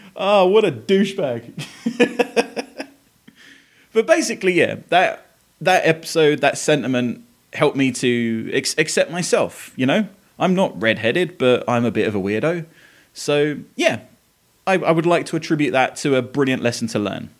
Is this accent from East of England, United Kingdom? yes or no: yes; Essex, East of England, United Kingdom; now in Tennessee, United States; I live in Tennessee. I grew up in Essex in England